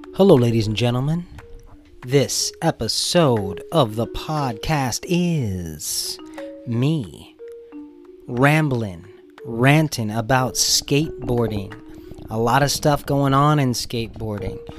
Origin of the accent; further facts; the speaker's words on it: Burbank, California, United States; we grew up in Burbank